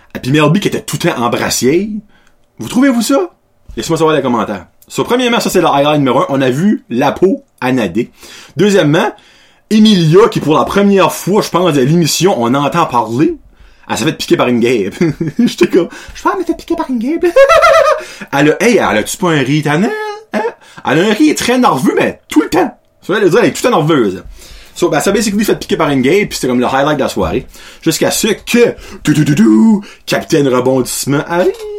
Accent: Canada; je viens de l'Acadie

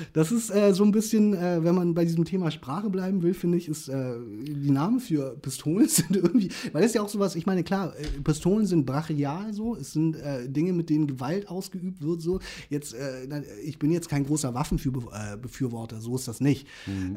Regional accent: Hamburg, Germany; moved away as an adult; also born or lived in Korea; now in Stade, Germany; ich bin ja Ur-Hamburger, so gesehen, ich bin ja in Korea geboren, aber ich habe mein ganzes Leben lang in Hamburg verbracht

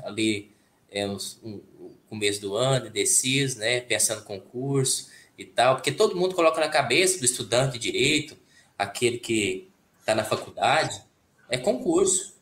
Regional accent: Caldas Novas, Goiás, Brazil; eu sou de Goiás, né? Caldas Novas, Goiás

